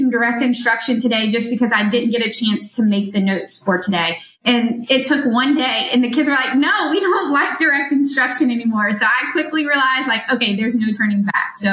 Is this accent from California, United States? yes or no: no; Moncks Corner, South Carolina, United States; moved away as an adult; also born or lived in Columbia, South Carolina; I'm originally from Munts Corner, South Carolina, but I moved to Columbia to go to USC